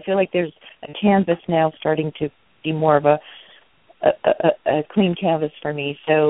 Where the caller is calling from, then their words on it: California, United States; In California.